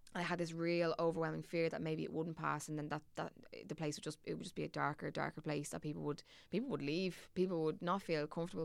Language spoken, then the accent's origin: English; Dublin, Leinster, Ireland; accent: Dublin; my Dublin accent gets significantly thicker when I go away